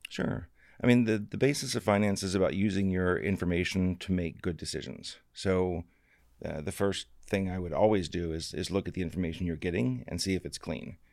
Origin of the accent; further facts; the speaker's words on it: Florida, United States; I came from Florida. Uh, my dad actually is an alligator trapper